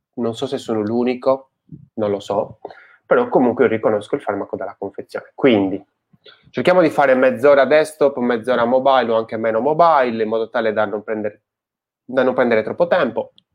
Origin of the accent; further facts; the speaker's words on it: Sardinia, Italy; nel mio paese, in Sardegna